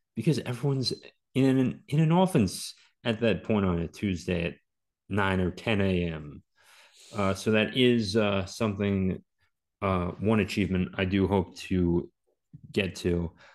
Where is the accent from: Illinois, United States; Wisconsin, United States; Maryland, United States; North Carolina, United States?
Maryland, United States; I grew up in Maryland